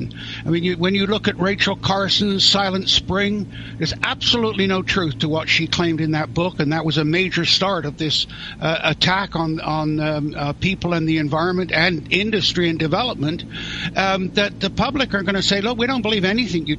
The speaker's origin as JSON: {"language": "English", "area": "near Stonehenge", "region": "South West England", "country": "United Kingdom", "tie": "born or raised there", "moved": "yes", "lives_now": "Canada", "said": "I was born in England near Stonehenge"}